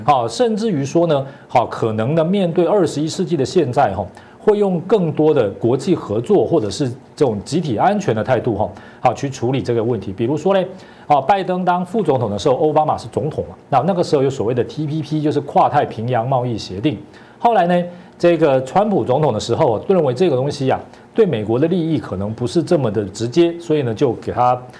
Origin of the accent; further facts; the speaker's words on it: Taiwan; 我们台湾人